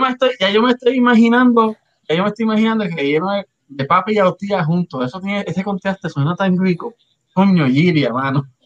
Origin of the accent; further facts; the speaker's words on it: Río Grande, Puerto Rico; moved away; Yo soy de Río Grande